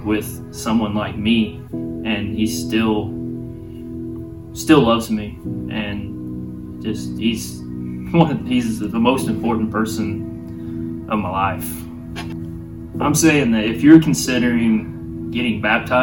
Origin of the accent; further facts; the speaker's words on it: Mount Vernon, Missouri, United States; I'm from Mount Vernon, Missouri. Been here, raised here all my life